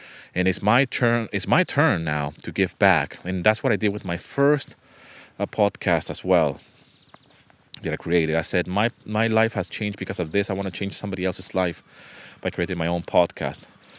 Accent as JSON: {"language": "English", "country": "Venezuela", "tie": "born or raised there", "also_born_or_lived": "United Kingdom / Canada", "second_language": "English", "said": "I was born in the UK. I was raised in Venezuela. My family is from South America, from Venezuela. But then we moved to Canada. And then from Canada, we went back to Venezuela."}